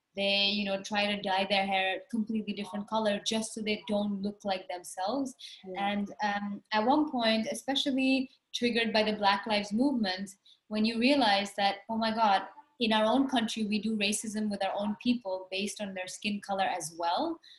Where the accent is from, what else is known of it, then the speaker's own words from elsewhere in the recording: India; growing up in India, it's an extreme stigma to be darker skinned